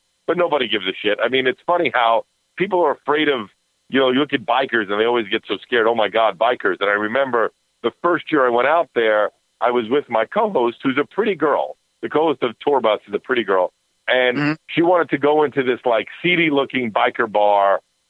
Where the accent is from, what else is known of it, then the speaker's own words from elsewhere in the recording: New York City, New York, United States; growing up in Manhattan and New York